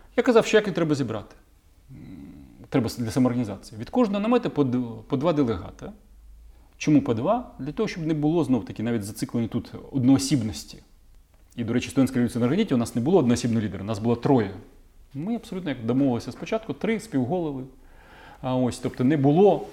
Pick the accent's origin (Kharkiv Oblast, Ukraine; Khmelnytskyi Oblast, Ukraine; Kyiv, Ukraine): Kyiv, Ukraine; мій рідний Київ